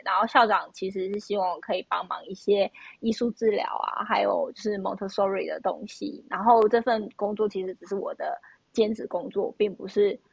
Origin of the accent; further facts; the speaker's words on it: Taiwan; moved away; also born or lived in United States; 我是从台湾来的